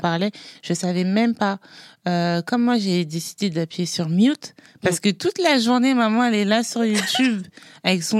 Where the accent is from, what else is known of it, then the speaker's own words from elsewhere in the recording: France; also born or lived in Haiti; je suis française et haïtienne.